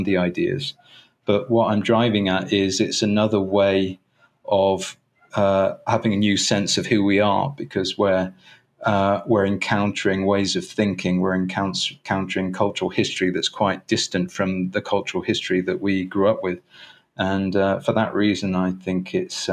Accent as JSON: {"language": "English", "region": "England", "country": "United Kingdom", "moved": "as an adult", "lives_now": "Cuernavaca, Mexico", "said": "I've decided that I've actually gone forth from being English. So although I still have a British passport"}